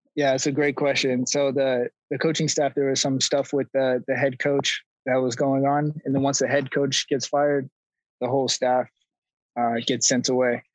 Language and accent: English; Roseville, California, United States; moved away as an adult; also born or lived in Los Angeles, United States; now in Miami, United States; I was born and raised in Roseville, California